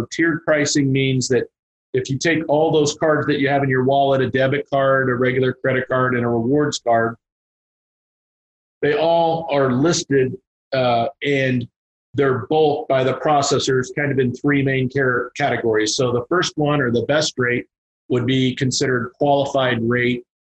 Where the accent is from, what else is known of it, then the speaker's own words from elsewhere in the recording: Teaneck, New Jersey, United States; born there; moved away; also born or lived in Kansas; so uh, I'm from the. I was born in Teaneck, New Jersey. Moved to Kansas in 1973, uh, and uh